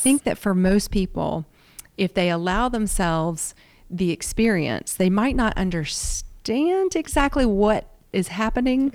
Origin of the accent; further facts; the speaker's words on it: the South, United States; accent: Southern; also born or lived in Washington, D.C.; born and raised in the South